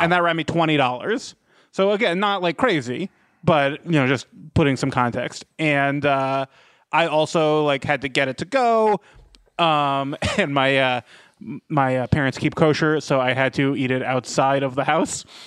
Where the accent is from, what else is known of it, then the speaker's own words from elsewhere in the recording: Rockville, Maryland, United States; my hometown of Rockville, Maryland